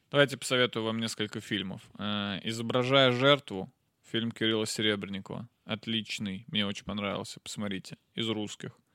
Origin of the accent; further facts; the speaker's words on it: Nizhny Novgorod, Nizhny Novgorod Oblast, Russia; я из Нижнего